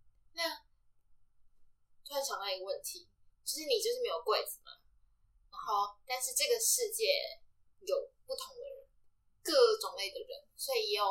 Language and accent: Chinese; Nantou County, Taiwan; moved away as an adult; also born or lived in Taipei; 那时候我是南投人